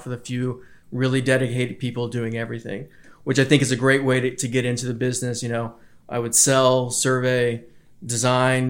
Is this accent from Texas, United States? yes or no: yes; Texas, United States; moved away as an adult; also born or lived in Washington, D.C. / East Coast; I grew up in Texas, went to college at the University of Texas, and then moved to D.C. and the East Coast from there